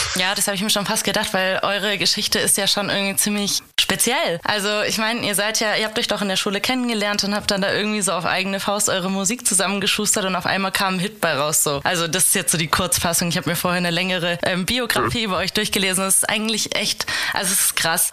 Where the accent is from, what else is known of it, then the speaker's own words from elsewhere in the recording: Hesse, Germany; ich bin nämlich auch eine Hessin eigentlich